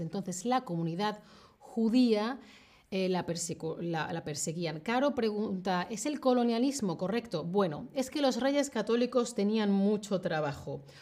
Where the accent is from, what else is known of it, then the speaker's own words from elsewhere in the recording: Spain; moved away as an adult; now in Germany; en España no hay prácticamente nada de presencia judía. Entonces yo, en la sociedad en la que he crecido